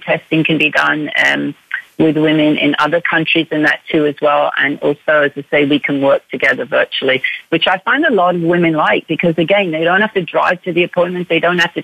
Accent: United Kingdom; now in Canada; But I am British. Yes, I'm from the UK.

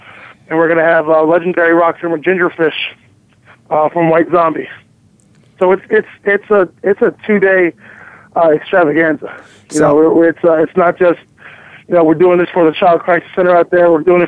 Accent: New Jersey, United States; I was hosting a football camp in my hometown

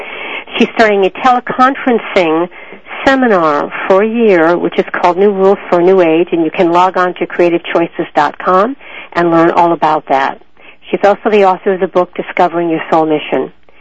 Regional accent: New England, United States; also born or lived in the American South; now in the South, United States; I am from New England originally, folks, and I live in the south. So we say hey instead of hi.

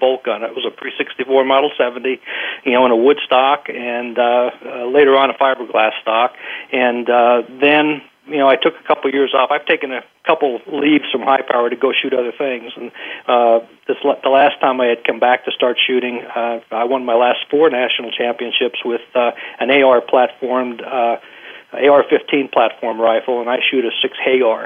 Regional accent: eastern Pennsylvania, United States; I grew up in Pennsylvania, eastern Pennsylvania

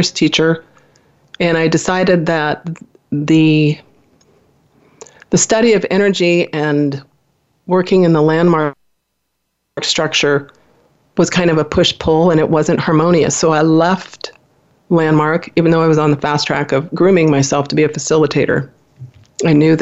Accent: Midwest, United States; I was born in the Midwest in a small family, went to Catholic school

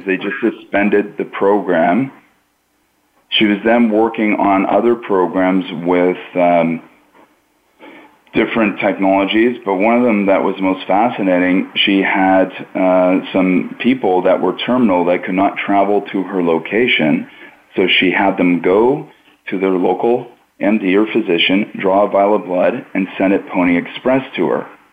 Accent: Pickering, Ontario, Canada; where I was growing up in Pickering, Ontario, Canada

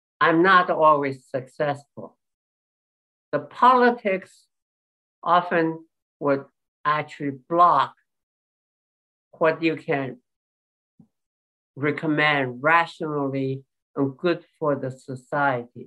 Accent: China; English is a second language; moved away; I came from China mainland

